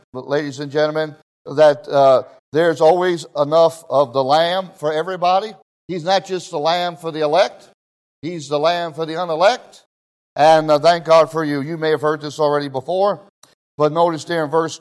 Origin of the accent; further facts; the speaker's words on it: Israel; moved away; I grew up in Israel, all my young life